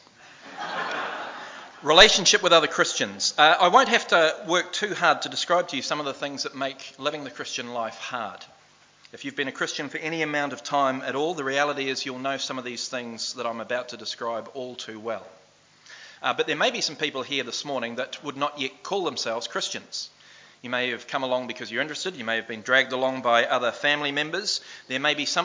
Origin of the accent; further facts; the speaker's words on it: New Zealand; moved away; also born or lived in Australia; I played Aussie League for the first time as a Kiwi over in Australia